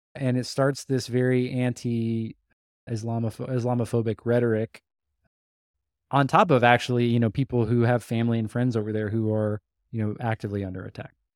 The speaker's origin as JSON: {"language": "English", "country": "United States", "said": "we are American, we're Western"}